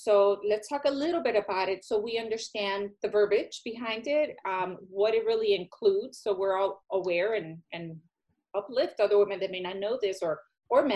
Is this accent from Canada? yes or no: no; Puerto Rico; moved away; I'm Hispanic, I'm Puerto Rican